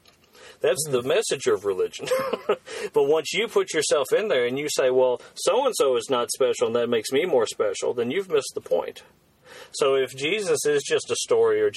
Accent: United States; as an American

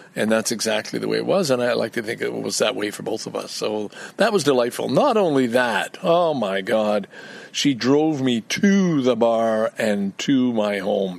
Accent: Montreal, Quebec, Canada; I grew up in Quebec

